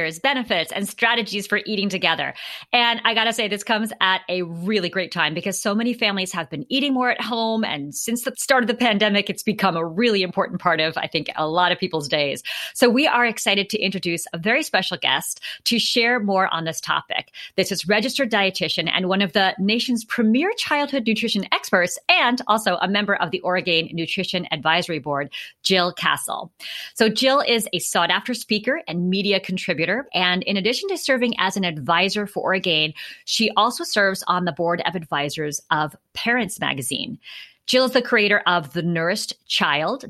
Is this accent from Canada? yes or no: no; New York City, New York, United States; now in Seattle, United States; growing up in New York City